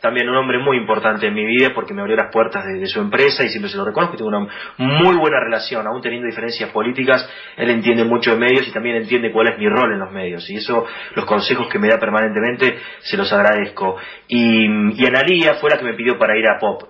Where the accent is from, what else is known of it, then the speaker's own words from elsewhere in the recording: Buenos Aires, Argentina; nosotros somos muy porteños encima